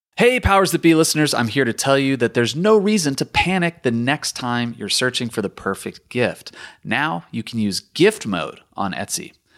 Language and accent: English; Richmond, Virginia, United States; When I was growing up in Richmond